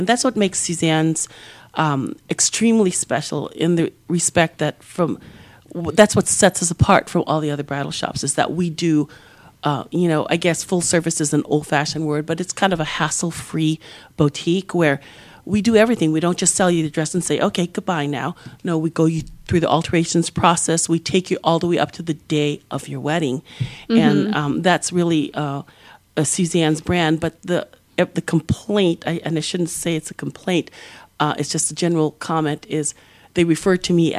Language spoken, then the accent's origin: English; Hawaii, United States; moved away; I come from Hawaii. Like, we were poor